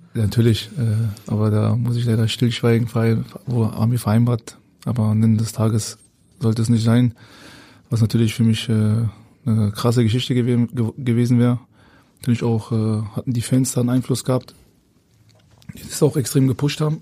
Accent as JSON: {"language": "German", "region": "Berlin", "country": "Germany", "tie": "born or raised there", "also_born_or_lived": "Hamburg", "moved": "as an adult", "said": "ich bin ja Berliner, habe meine Wohnung und pendel jetzt zwischen Berlin und Hamburg gerade."}